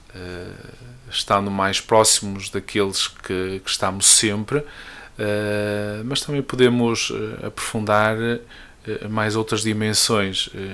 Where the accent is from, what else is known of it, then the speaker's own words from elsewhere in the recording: Marco de Canaveses, Norte, Portugal; eu sou natural do Marco, uma bonita freguesia de Soalhães